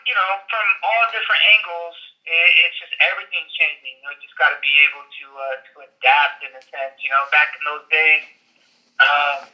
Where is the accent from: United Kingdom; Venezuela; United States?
United States; California; growing up in California, um, I grew up and survived the riots